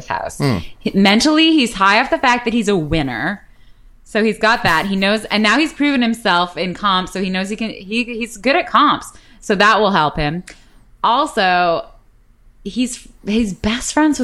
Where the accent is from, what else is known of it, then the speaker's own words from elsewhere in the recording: Canada; now in United States; as a Canadian